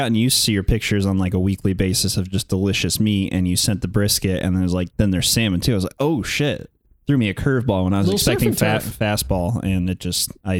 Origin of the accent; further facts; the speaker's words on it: South Bend, Indiana, United States; I grew up in South